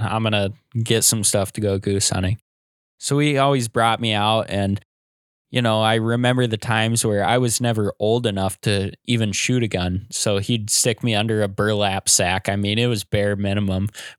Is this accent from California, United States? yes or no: no; Iowa, United States; I grew up and live in Iowa. I'm 23 years old.